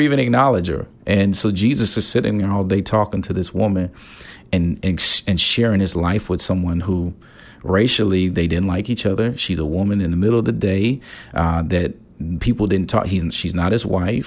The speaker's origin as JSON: {"language": "English", "town": "Gary", "region": "Indiana", "country": "United States", "tie": "born or raised there", "moved": "yes", "lives_now": "Chicago, United States", "said": "I grew up in Gary, Indiana, right outside of Chicago."}